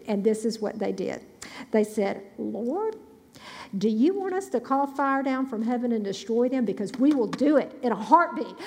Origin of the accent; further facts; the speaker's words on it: Grenada, Mississippi, United States; also born or lived in Starkville, Mississippi; Grenada, Mississippi, my hometown